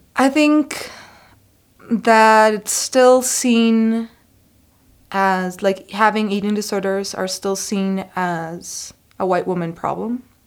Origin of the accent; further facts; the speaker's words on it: Costa Rica; moved away as an adult; I am an international student. I'm from Costa Rica